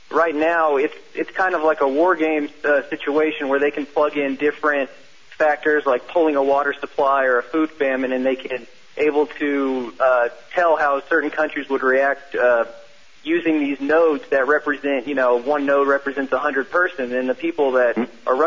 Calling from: Austin, Texas, United States; Uh, Austin, Texas.

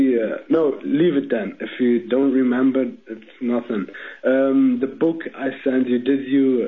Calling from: Amman, Jordan; I am calling from Amman. It's 3:30 a.m.

